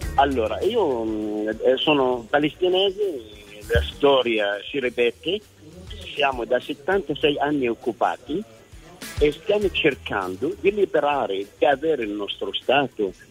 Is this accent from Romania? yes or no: no; Kuwait; Italian is a second language; now in Italy; io sono nato a Kuwait, mio padre è stato cacciato, è andato a Kuwait, io sono stato cacciato del Kuwait, sono arrivato in Italia dopo la seconda guerra del Golfo